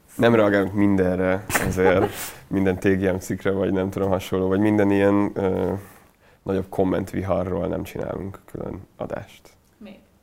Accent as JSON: {"language": "Hungarian", "country": "Hungary", "tie": "born or raised there", "said": "Én ott nőttem fel nagy részt"}